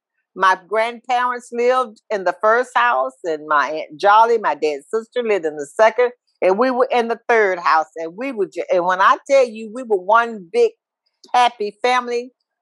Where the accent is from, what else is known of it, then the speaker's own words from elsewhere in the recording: Tyler, Texas, United States; I grew up in Tyler, Texas, in the community of Clayton, which is, we grew up on the, we lived on a road back then. It was called Possum Trot Road. And today it is called Callaway Road.